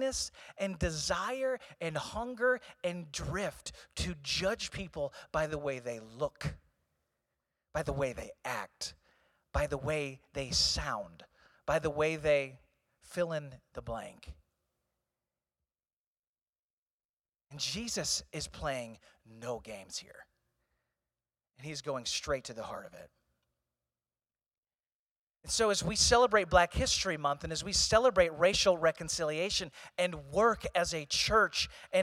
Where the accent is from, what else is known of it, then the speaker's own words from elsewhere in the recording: Eureka, Missouri, United States; I grew up in St. Louis.